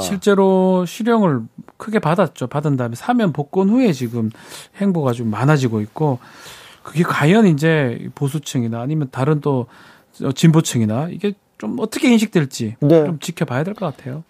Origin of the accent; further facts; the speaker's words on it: Daegu, South Korea; 제가 대구 사람이라서